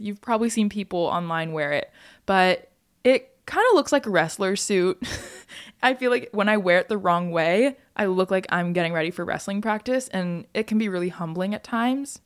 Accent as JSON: {"language": "English", "region": "Hawaii", "country": "United States", "tie": "born or raised there", "said": "growing up in Hawaii"}